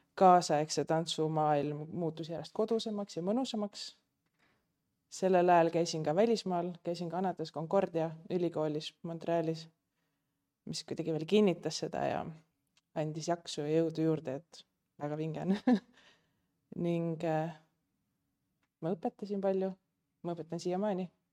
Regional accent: Pärnu, Pärnu County, Estonia; moved away; mina olen pärnakas

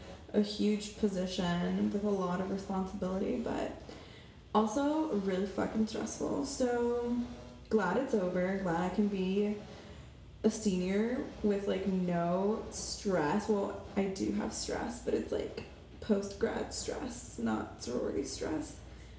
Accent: Miami, Florida, United States; I was born in Miami, Florida, but I consider myself foreign

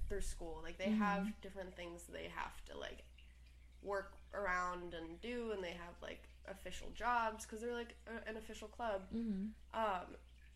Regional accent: San Francisco, California, United States; now in Los Angeles, United States; So San Francisco is home to me. I grew up in the Haight-Ashbury

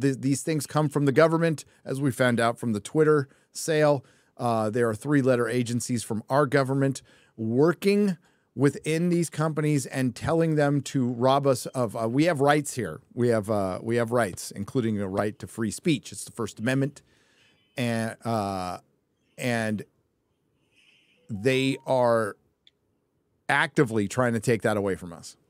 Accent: California, United States; I'm Californian. What can I say? I was born there.

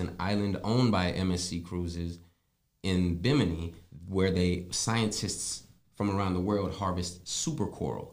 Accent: Tennessee, United States; accent: country; also born or lived in Pennsylvania / North Carolina; now in South Florida, United States; I was born in Pennsylvania, raised in Tennessee, seasoned in North Carolina.

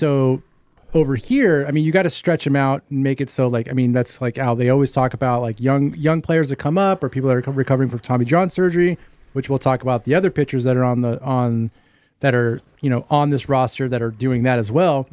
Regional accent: Santa Clarita, California, United States; We're all from Santa Cruz

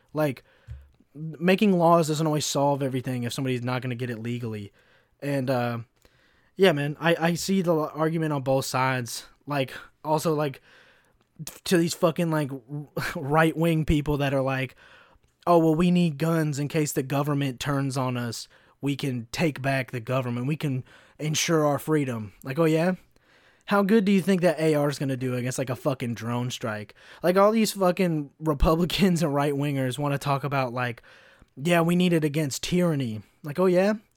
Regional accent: Kentucky, United States; moved away; also born or lived in Chicago; growing up in Kentucky, I saw, like, the, the really shitty, like, like, the f-, like, K K K flyers in my fucking hometown.

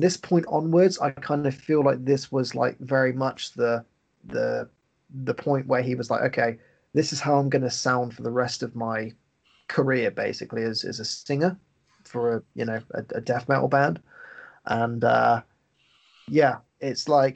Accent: England, United Kingdom; I'm just an English guy

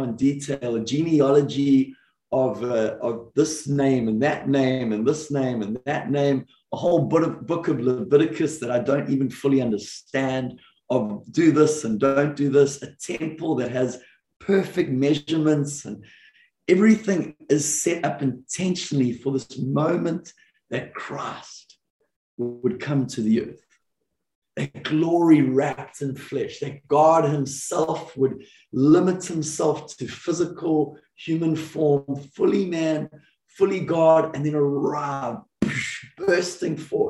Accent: South Africa; now in Redding, United States; growing up in the South African culture

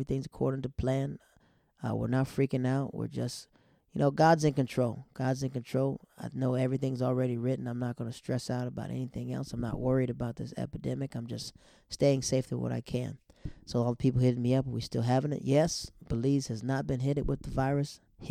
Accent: Yokota, Tokyo, Japan; also born or lived in Netherlands; I grew up in Yakota. Yakota is a place in Japan, and Afnorf was when I moved to the Netherlands.

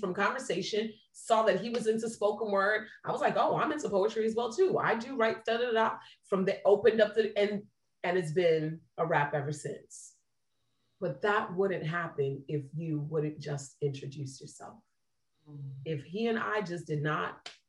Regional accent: New Jersey, United States; now in Tampa, United States; I'm from Jersey

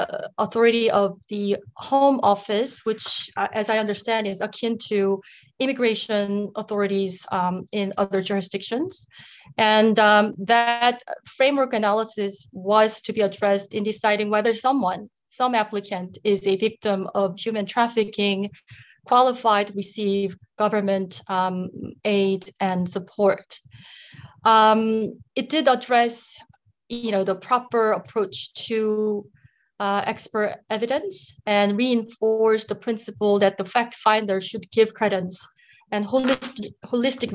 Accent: United States; I am Korean American

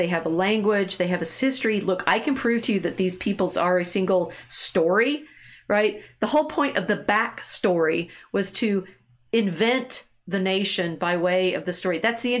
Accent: Beverly Hills, California, United States; Nothing about my childhood suggested I'd spend my life studying Russia. I grew up in Beverly Hills. We actually lived on Rodeo Drive.

